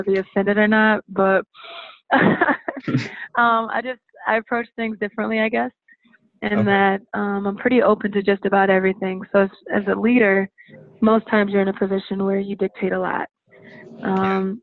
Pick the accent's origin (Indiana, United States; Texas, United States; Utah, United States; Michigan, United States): Indiana, United States; also born or lived in North Carolina; now in Miami, United States; I'm from Indiana